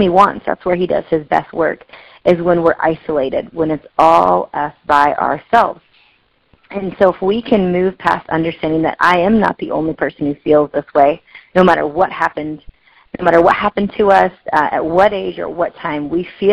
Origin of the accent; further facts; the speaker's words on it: Pacific Northwest, United States; also born or lived in Delhi, India; I was adopted by a couple in the Pacific Northwest. And I am still a Pacific Northwesterner up here in the left corner here.